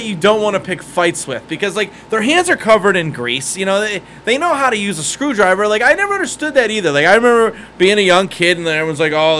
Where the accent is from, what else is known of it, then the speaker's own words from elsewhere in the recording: Ohio, United States; now in Las Vegas, United States; I'm from Ohio